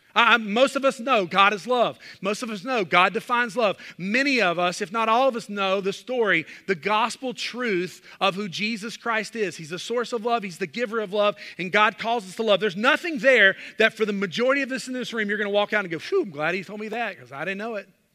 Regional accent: the South, United States; growing up in the South

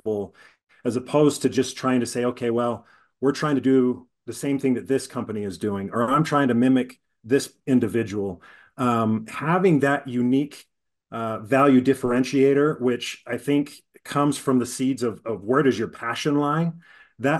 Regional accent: Utah, United States; I'm born and raised in Utah

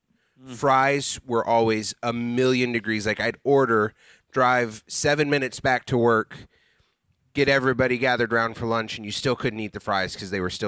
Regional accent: Ohio, United States; moved away; We had a Rally's, because I'm from Ohio

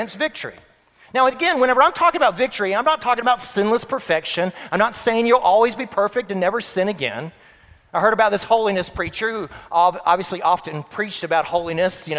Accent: Florida, United States; moved away; I grew up in Florida

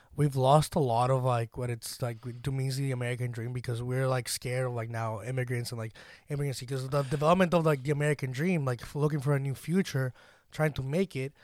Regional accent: Dominican Republic; moved away; also born or lived in Puerto Rico; people ask me, "Oh, where are you from?" The Dominican Republic

